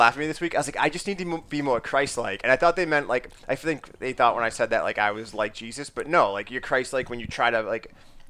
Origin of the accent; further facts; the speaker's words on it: Boston, Massachusetts, United States; we're from Massachusetts, and not only are we from Massachusetts, from Boston